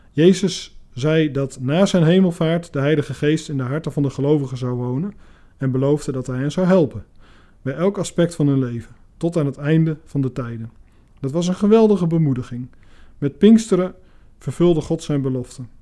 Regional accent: Iran; Dutch is a second language; ik kom uit Iran.

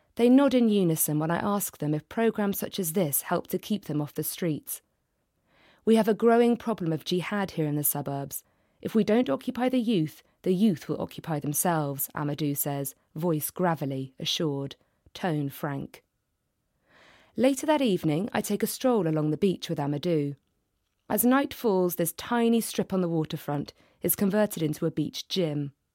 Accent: London, United Kingdom; I'm from London

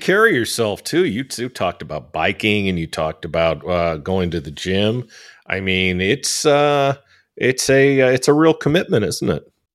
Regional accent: California, United States; I grew up in California

